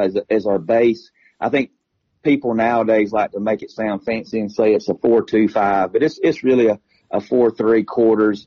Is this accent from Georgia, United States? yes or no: yes; Stephens County, Georgia, United States; in high school back at Stevens County